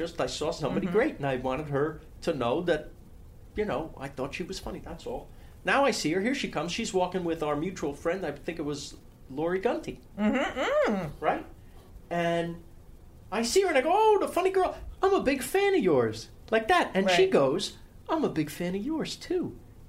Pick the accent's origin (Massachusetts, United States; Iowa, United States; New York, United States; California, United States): New York, United States; New City; Who I grew up with in New City, New York.